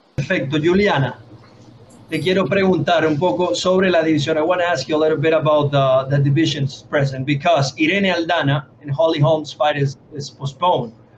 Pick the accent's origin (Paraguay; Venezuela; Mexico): Venezuela; yo, soy de Venezuela también